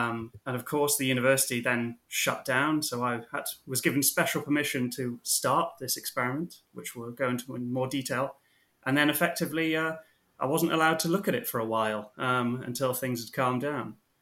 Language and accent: English; Mid Wales, United Kingdom; moved away as an adult; now in Kentucky, United States; I am from Mid Wales, rural Mid Wales.